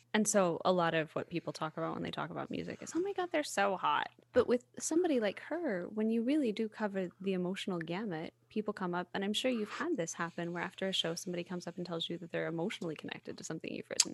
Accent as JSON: {"language": "English", "region": "the South", "country": "United States", "said": "I'm from the South, right? I'm a hugger."}